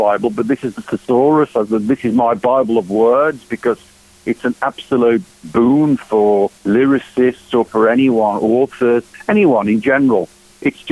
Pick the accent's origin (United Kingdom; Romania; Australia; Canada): United Kingdom; Walsall, West Midlands; now in Phoenix, United States; in the house in England, in Walsall, my hometown